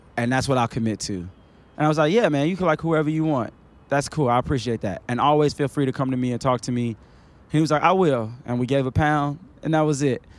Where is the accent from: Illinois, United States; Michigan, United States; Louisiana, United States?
Illinois, United States; Chicago; moved away as an adult; also born or lived in Queens, New York / Valdosta, Georgia / Cleveland, Tennessee; now in Atlanta, United States; I grew up in a place that was dangerous